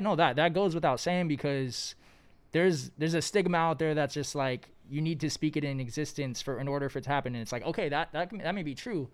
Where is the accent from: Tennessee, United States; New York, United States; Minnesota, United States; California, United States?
California, United States; Los Angeles; I've been born and raised in Los Angeles out here